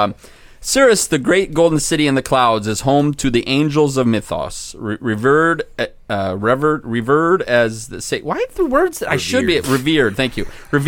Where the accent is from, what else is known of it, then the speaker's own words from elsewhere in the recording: Hesperia, California, United States; Hello, I'm from Hespertucky, okay? They taught me some things in Hespertucky.